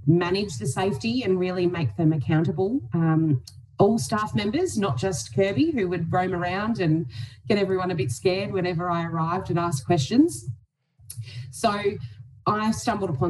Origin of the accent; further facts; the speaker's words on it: Donald, Victoria, Australia; also born or lived in Melbourne; I moved home from Melbourne back to Donald